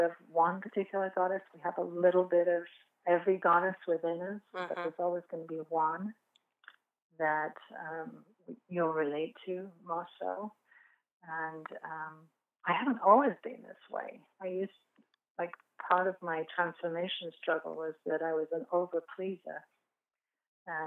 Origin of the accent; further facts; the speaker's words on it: England, United Kingdom; moved away; I come from England, as you can tell by my accent